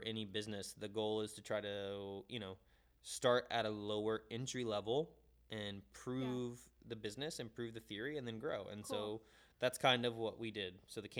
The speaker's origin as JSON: {"language": "English", "town": "Jacksonville", "region": "Florida", "country": "United States", "tie": "born or raised there", "said": "Yeah, I'm a hometown kid. So I'm from Jacksonville."}